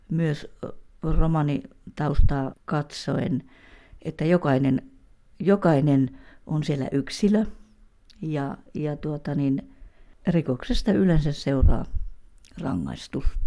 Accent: Pihtipudas, Central Finland, Finland; now in Pirkkala, Finland; olen Pihtiputalta kotoisin ja, ja tuota niin, Pirkkalassa olen asunut noin 25 vuotta

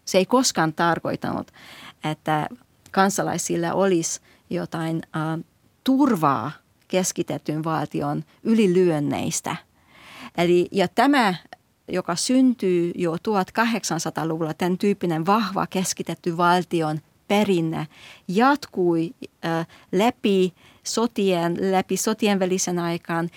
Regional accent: Hungary; now in Finland; minä olen kasvanut Unkarissa

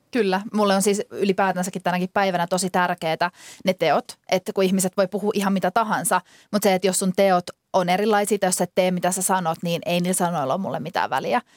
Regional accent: Finland; moved away; tulin takaisin Suomeen

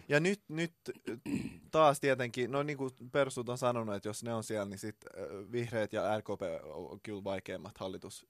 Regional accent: Finland; me suomenruotsalaiset

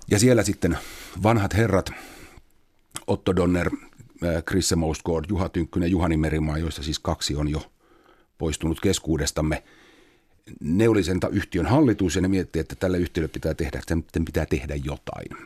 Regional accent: Espoo, Uusimaa, Finland; ennen kuin mä muutin opiskelijakämppään, mä tulin himasta Tapiolasta.

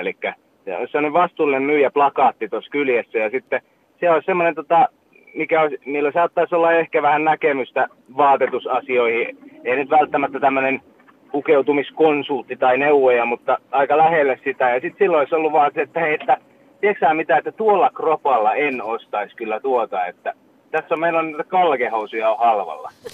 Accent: Vaasa area, Ostrobothnia, Finland; now in Turku, Finland; silloinhan me lähdettiin tota Vaasasta Uumajaa

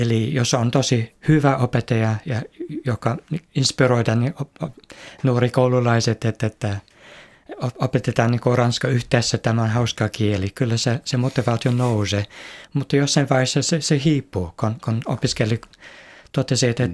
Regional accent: Manchester, North West England, United Kingdom; Finnish is a second language; now in Finland; olen itse kotoisin Manchesterissa

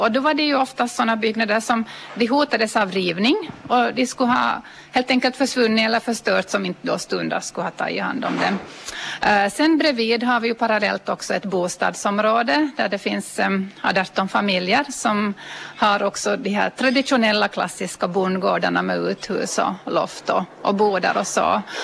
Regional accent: Ostrobothnia, Finland; vi som är österbottningar

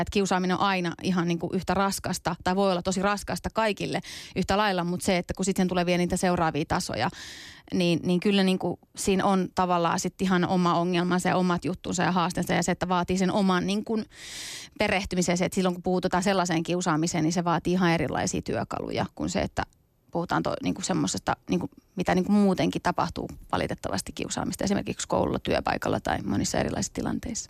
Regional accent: Tampere, Pirkanmaa, Finland; Finnish is a second language; moved away as an adult; also born or lived in Iranian Kurdistan, Iran; now in Helsinki, Finland; 93 ollaan tultu sitten Suomeen. Mä oon ollut noin viisi, vähän päälle viisi vuotias ja täällä sitten kasvanut Tampereella 17 vuotta eka ja sitten stadissa ollut nyt varmaan joku kymmenisen vuotta kohta.

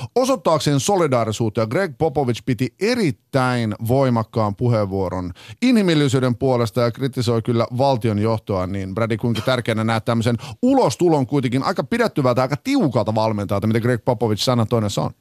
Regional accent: Finland; me ollaan Suomesta

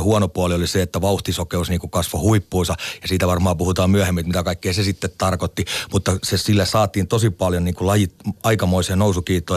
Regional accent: Lahti, Päijät-Häme, Finland; Meillä Lahdessa, joka oli tämmöinen niin keskikokoinen kaupunki

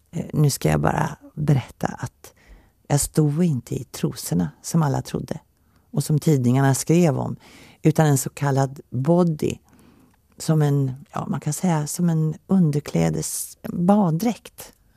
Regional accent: Finland; moved away; also born or lived in Helsinki / Åland; Jag är född i Finland under brinnande krig 1940

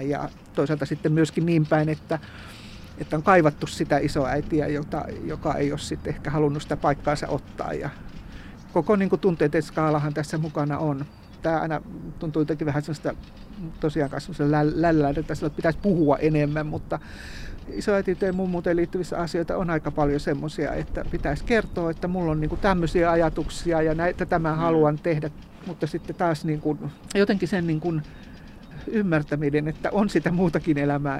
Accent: Kannus, Central Ostrobothnia, Finland; now in Turku, Finland; mistä mä olen kotoisin Kannuksessa

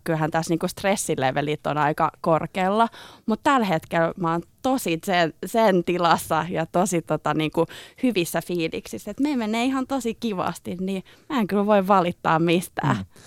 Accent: Helsinki, Uusimaa, Finland; mä oon helsinkiläinen kenkäsuunnittelija

